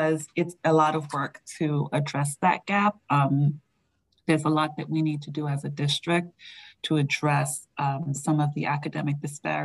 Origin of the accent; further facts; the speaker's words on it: New York, United States; now in Andover, United States; I say water funny because I'm from New York.